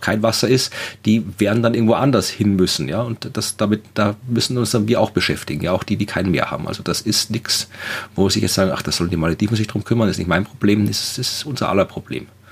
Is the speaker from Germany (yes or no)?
no; Wachau, Lower Austria, Austria; ich komme auch aus einer Weingegend, ich komme aus der Wachau in Österreich